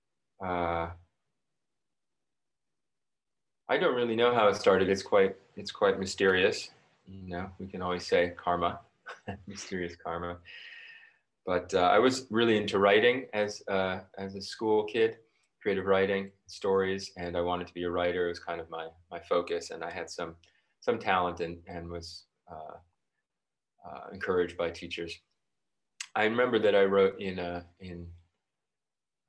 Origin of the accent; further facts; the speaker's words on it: New York City, New York, United States; I grew up in New York City, so very urban